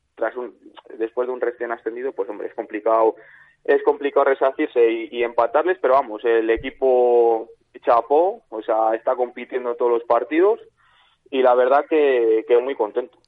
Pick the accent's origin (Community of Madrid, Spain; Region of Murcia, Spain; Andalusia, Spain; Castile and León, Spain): Castile and León, Spain; Valladolid; yo como vallisoletano